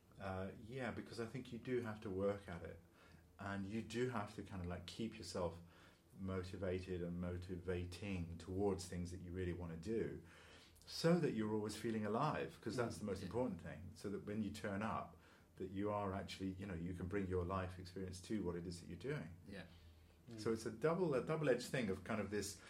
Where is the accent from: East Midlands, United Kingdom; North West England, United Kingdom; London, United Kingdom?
London, United Kingdom; moved away; also born or lived in Leicester; I went to another school up in Leicester, because I'm from London originally